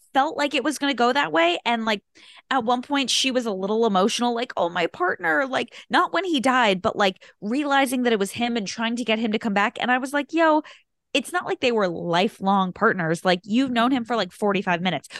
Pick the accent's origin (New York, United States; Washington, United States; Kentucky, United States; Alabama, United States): New York, United States; Long Island; we grew up on Long Island